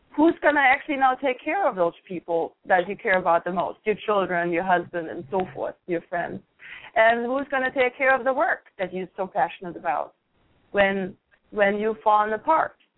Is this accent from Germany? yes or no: yes; Germany; moved away; I grew up in Germany